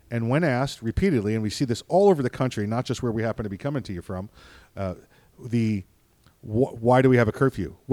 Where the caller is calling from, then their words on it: Florida, United States; Uh, you guys know we come to you from Central Florida